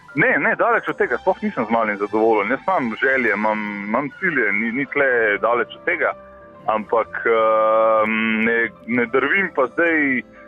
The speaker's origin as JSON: {"language": "Slovenian", "country": "Slovenia"}